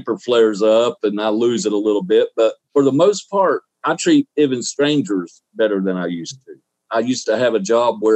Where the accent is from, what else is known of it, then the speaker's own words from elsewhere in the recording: Southeast Alabama, United States; also born or lived in Ozark, Alabama / Daleville, Alabama / Clayhatchee, Alabama; now in Florida, United States; Alabama, Southeast Alabama, near Dothan. I was born in Ozark, raised, went to school in Delville